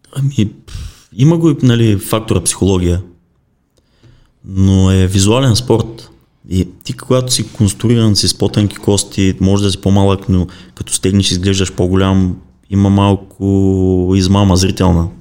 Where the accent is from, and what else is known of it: Bulgaria